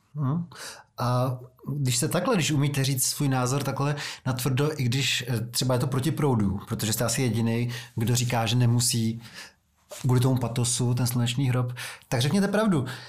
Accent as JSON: {"language": "Czech", "region": "Prague", "country": "Czechia", "said": "jsem z Vysočan"}